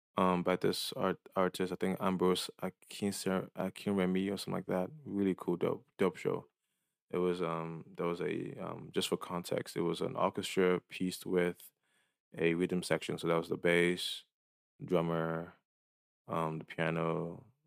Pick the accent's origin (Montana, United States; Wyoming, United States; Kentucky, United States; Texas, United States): Texas, United States; Dallas; moved away as an adult; now in San Francisco, United States; I felt like Dallas was too small.